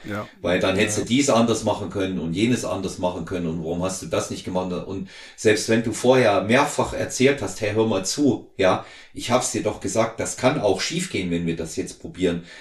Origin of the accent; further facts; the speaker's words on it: home town not far from Weimar, Thuringia, Germany; moved away; in Weimar, nicht weit weg von unserem Heimatort